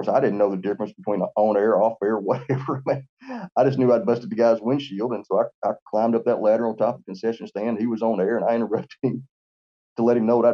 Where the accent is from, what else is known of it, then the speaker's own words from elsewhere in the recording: Lexington, Tennessee, United States; now in Florence, United States; I was born in Lexington, Tennessee